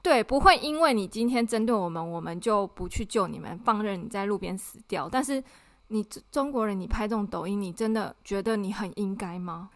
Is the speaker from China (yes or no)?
no; Taiwan